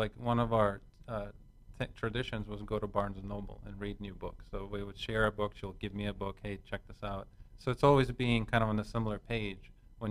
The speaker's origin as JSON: {"language": "English", "town": "Riga", "country": "Latvia", "tie": "born or raised there", "second_language": "English", "moved": "yes", "said": "I grew up in Riga, Latvia."}